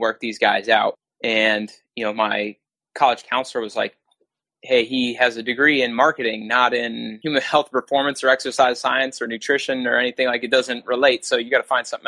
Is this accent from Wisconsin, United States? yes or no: yes; Wisconsin, United States; moved away as an adult; now in New Jersey, United States; I'm not originally from New Jersey, I'm from Wisconsin